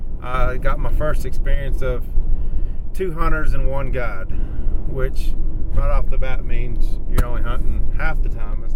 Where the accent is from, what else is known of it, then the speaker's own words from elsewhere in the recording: Texas, United States; Well, I come from Texas, so of course we don't have elk in Texas.